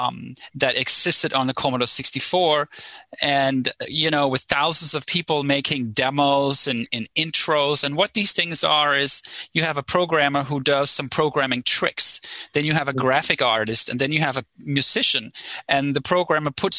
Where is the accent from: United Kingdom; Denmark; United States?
Denmark; right outside Copenhagen, Capital Region of Denmark; I grew up in right outside Copenhagen in Denmark.